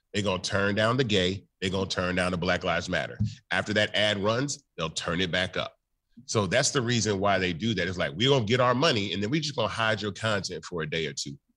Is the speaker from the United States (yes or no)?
yes; Memphis, Tennessee, United States; I'm from Memphis, Tennessee.